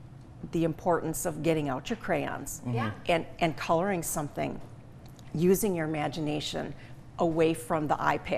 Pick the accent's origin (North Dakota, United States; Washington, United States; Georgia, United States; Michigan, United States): Michigan, United States; St. Louis; now in Jackson, United States; We live in Jackson, but I grew up in St. Louis, right up 127.